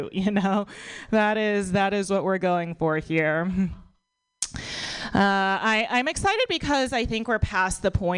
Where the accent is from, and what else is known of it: United States; born or raised there